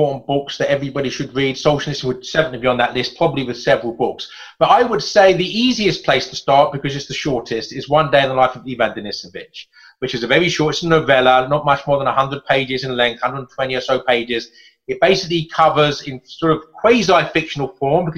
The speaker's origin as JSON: {"language": "English", "region": "England", "country": "United Kingdom", "said": "as an Englishman"}